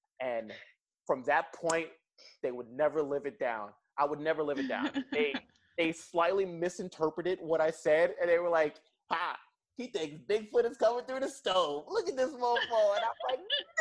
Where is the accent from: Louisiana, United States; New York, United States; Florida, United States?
New York, United States; New York City; moved away as an adult; also born or lived in Kansas City; now in Germany; I'm a kid from New York City, nowhere near any woods or anything